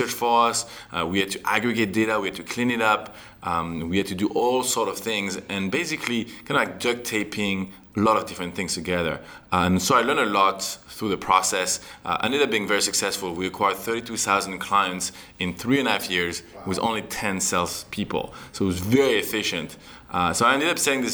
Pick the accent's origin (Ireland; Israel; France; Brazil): France; accent: French; moved away as an adult; also born or lived in Canada; I'm actually from France.